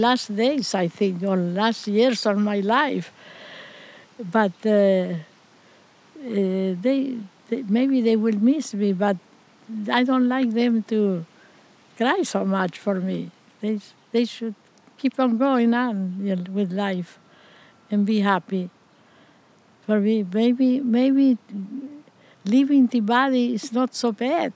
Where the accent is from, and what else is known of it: Piamonte, Santa Fe, Argentina; born or raised there; English is a second language; moved away